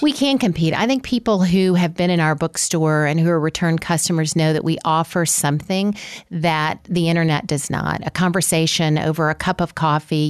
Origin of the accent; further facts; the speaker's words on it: Mississippi, United States; now in Tallahassee, United States; I had a great local bookstore growing up in Mississippi